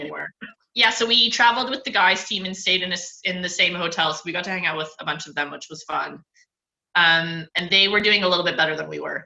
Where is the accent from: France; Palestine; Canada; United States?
Canada; as a Canadian